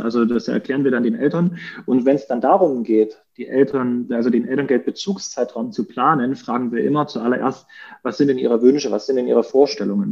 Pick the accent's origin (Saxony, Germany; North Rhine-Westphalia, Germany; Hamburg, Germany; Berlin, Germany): Saxony, Germany; Dresden; Ich komme praktisch aus Dresden. Wir, ich wohne hier mit meiner Frau und unseren vier Kindern